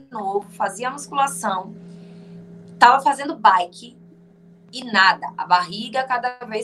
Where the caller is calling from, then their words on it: Feira de Santana, Bahia, Brazil; eu falo de Feira de Santana, na Bahia.